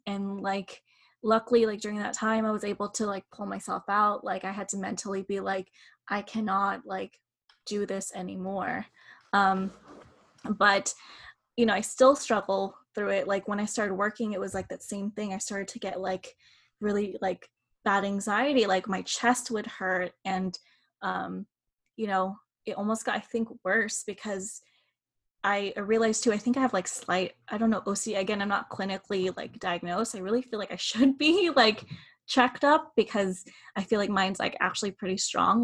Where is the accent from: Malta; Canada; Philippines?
Philippines; we are Filipino and in Eastern culture